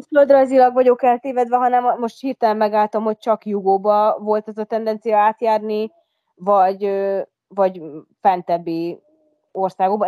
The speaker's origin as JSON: {"language": "Hungarian", "country": "Hungary", "tie": "born or raised there", "also_born_or_lived": "Budapest", "moved": "as an adult", "said": "én ugye vidéken nőttem fel"}